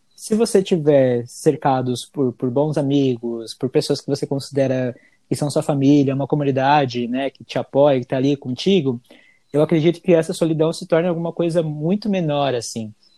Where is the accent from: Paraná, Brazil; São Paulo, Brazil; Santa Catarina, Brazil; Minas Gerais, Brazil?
São Paulo, Brazil; also born or lived in Bahia; now in United States; eu nasci na Bahia, no interior da Bahia, mas eu fui criado desde os três meses de idade na, em São Paulo